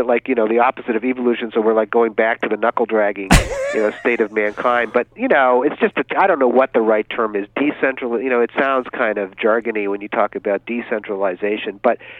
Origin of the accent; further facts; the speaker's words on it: New England, United States; Well, I grew up in New England, of course. Some of my earliest memories are from 1967.